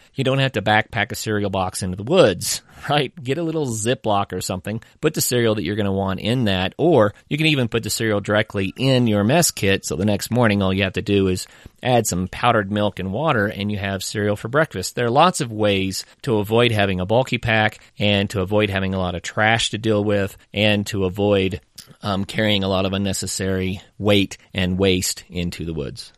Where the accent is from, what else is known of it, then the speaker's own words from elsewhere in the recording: northeastern Oklahoma, United States; growing up in Oklahoma